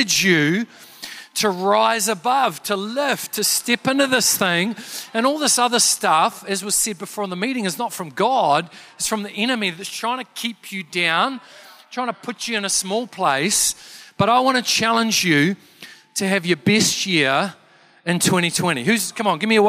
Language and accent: English; Canterbury, New Zealand; I'm from Canterbury